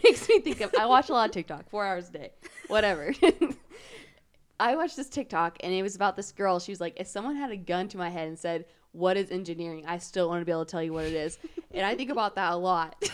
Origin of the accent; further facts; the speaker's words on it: Wichita, Kansas, United States; I'm from Wichita. Um, I lived here my whole entire life.